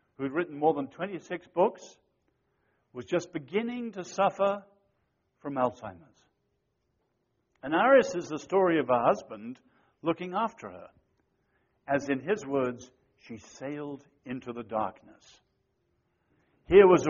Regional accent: China; I was born in China

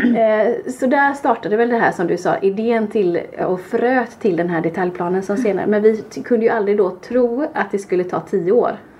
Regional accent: Kungsbacka, Halland County, Sweden; våra fantastiska granskog där vi är uppvuxna och har lekt

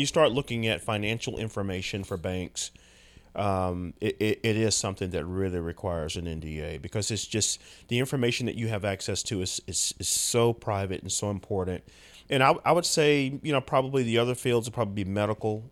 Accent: United States; as American men

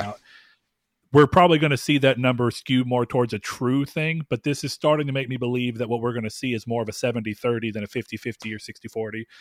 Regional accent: the South, Texas, United States; accent: Southern; I live in the South and I don't ever think about the fact that I, I feel like I don't have at least a strong Southern accent

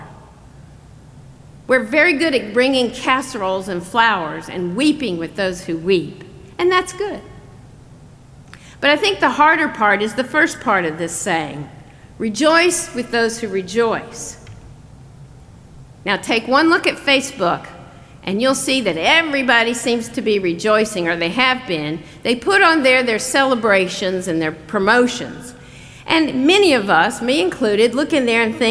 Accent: North Carolina, United States; growing up in North Carolina

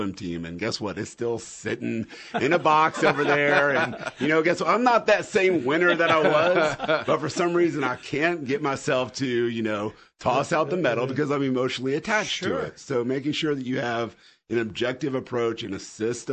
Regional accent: Indiana, United States; I'm from Indiana, grew up around racing all my life, Indy 500

